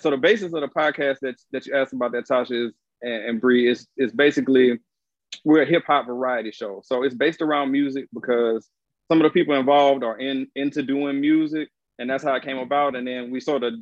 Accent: Baton Rouge, Louisiana, United States; now in Atlanta, United States; the city I'm from is called Baton Rouge. It's the capital of Louisiana

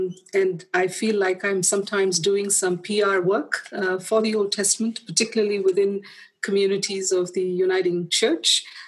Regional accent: India; moved away as an adult; now in Parkville, Australia; I come from India, but I have been living in Australia now for about 9 years.

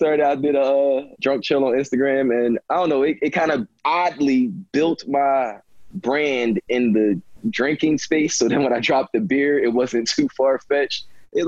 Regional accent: Philadelphia, Pennsylvania, United States; I'm from West Philly

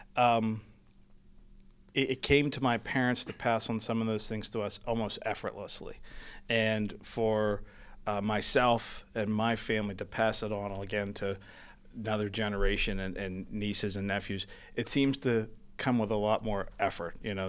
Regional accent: Penn Hills, Pennsylvania, United States; I grew up in Penn Hills. I'm a Pittsburgher.

